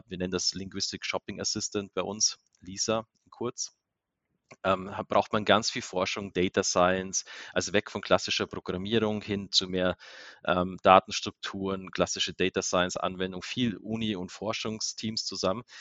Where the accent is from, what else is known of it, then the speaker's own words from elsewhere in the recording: Bavaria, Germany; now in Salzburg, Austria; Also Österreich, A, bin ich sowieso an der Grenze aufgewachsen zu Österreich. B, Salzburg ist ja unglaublich schön zum Leben.